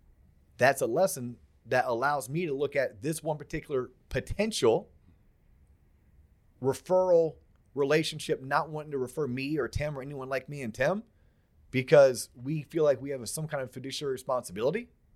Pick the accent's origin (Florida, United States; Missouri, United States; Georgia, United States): Florida, United States; we grew up in Florida